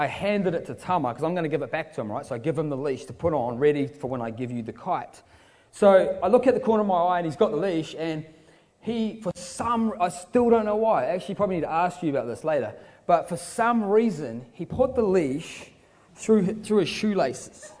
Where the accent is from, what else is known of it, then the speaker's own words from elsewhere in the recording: Queenstown, Otago, New Zealand; moved away; I'm from Queenstown in New Zealand